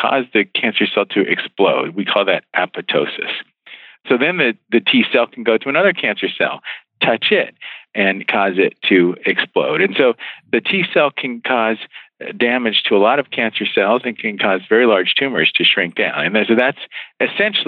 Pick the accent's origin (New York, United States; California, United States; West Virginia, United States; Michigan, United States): West Virginia, United States; moved away; also born or lived in Philadelphia / Baltimore / Bethesda, Maryland; I grew up in West Virginia